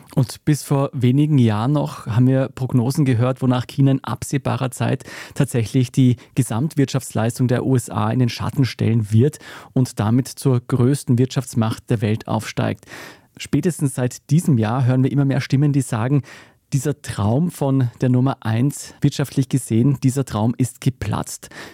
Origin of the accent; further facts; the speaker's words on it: Austria; bei uns in Österreich